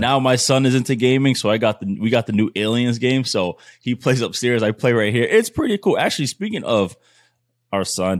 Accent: Providence, Rhode Island, United States; I'm from Providence

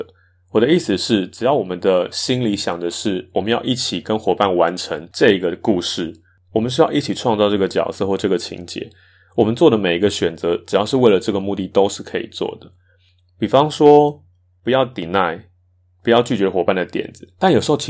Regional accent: Taipei, Taiwan; first language Mandarin; 我自己是客家人，可是我的客家话其实是长大才开始学的。即使我父母都是纯种客家人，但我们其实，在台北并没有那个环境去讲这些话。我可能听得懂，但不会有机会用到

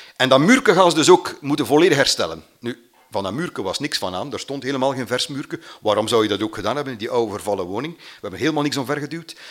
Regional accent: Mater, Flanders, Belgium; born or raised there

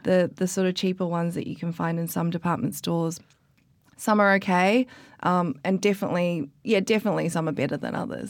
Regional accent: New Zealand; moved away as an adult; also born or lived in Australia; now in London, United Kingdom; originally I'm from New Zealand, and then I went to Australia

